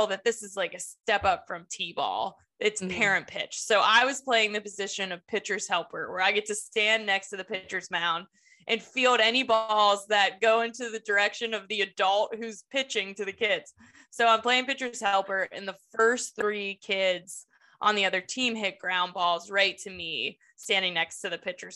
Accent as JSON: {"language": "English", "town": "Pittsburgh", "region": "Pennsylvania", "country": "United States", "said": "I'm from Pittsburgh, Pennsylvania"}